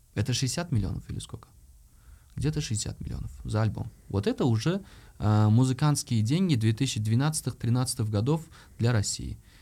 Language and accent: Russian; Uzbekistan; Я как любой узбек